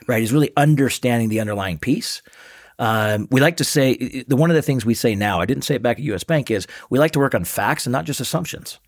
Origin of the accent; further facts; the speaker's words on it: Seattle, Washington, United States; moved away as an adult; now in Salt Lake City, United States; born and raised in Seattle.